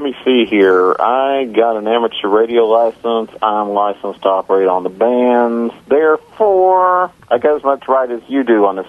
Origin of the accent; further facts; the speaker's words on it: Atlanta, Georgia, United States; my hometown here, Atlanta.